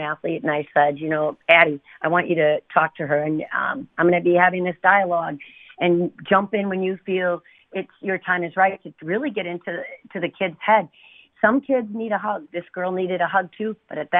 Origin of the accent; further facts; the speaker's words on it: Milwaukee, Wisconsin, United States; I was raised in Milwaukee. My family, big family, we were kind of tough.